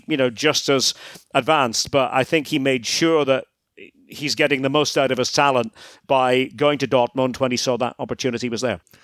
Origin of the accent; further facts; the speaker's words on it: Scotland, United Kingdom; moved away as an adult; spent a lot of time in my home country, Scotland, broadcasting.